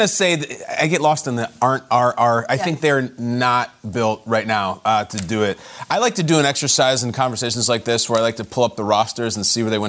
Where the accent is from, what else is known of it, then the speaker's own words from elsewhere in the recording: Chicago, Illinois, United States; also born or lived in California; I was born and raised in Chicago. I lived in California for 16 years. You go home to Chicago, step out of O'Hare